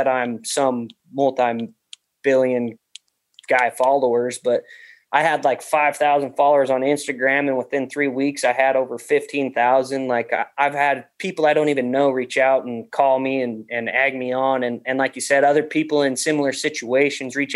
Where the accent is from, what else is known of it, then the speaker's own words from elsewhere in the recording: Wyoming, United States; moved away as an adult; now in Montana, United States; I moved to Montana 5 or 6 years ago, I guess. I'm originally from Wyoming